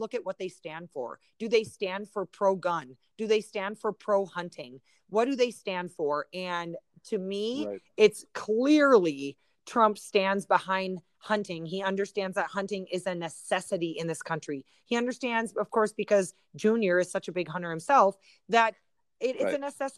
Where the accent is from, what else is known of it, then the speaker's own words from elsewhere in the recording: Wisconsin, United States; moved away; I used to live in Wisconsin. I grew up in Wisconsin